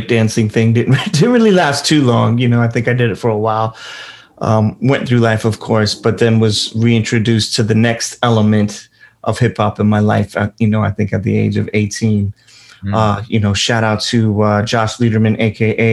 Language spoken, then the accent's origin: English; New York City, New York, United States; also born or lived in Brooklyn; I grew up in Queens